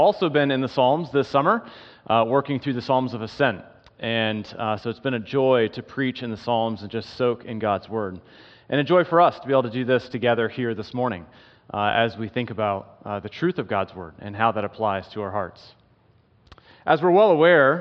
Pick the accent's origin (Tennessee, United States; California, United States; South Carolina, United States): South Carolina, United States; moved away as an adult; also born or lived in Wisconsin / Michigan; I was born and raised in South Carolina, so I'm an East Coaster